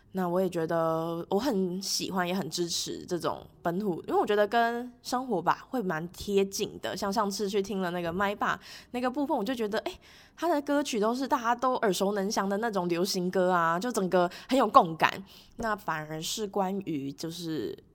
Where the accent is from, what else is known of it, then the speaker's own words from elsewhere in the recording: Taipei, Taiwan; 因为我是台北人嘛